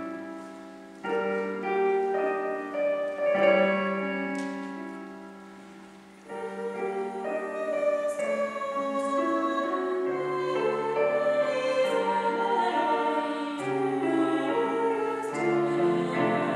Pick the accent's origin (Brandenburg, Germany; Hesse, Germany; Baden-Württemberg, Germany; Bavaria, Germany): Hesse, Germany; Baunatal; our town